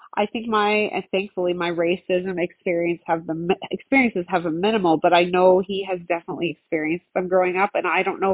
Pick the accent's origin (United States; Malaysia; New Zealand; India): New Zealand; now in Canada; I mean, I'm from New Zealand, so I'm as, mm-hmm, Canadian as a bag of ketchup chips.